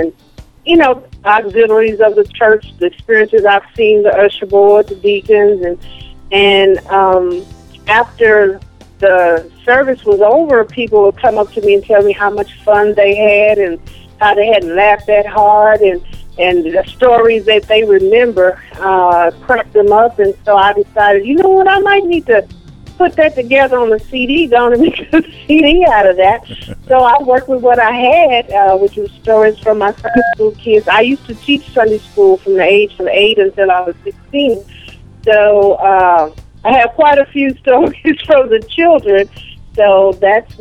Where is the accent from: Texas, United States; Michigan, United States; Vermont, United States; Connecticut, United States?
Texas, United States; Austin; I'm from Austin, Texas.